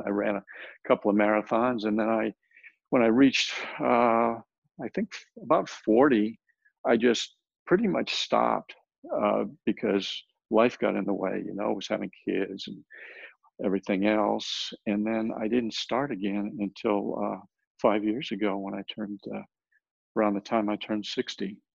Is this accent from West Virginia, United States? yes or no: no; Rhode Island, United States; also born or lived in El Paso, Texas / Houston, Texas; now in San Antonio, United States; I was born in El Paso, but I grew up in Rhode Island